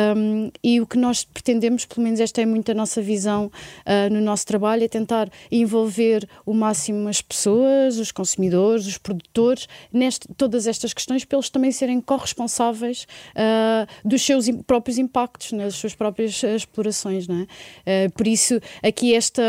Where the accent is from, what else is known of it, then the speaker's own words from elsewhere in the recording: Portugal; na nossa identidade, eh, na nossa construção como portugueses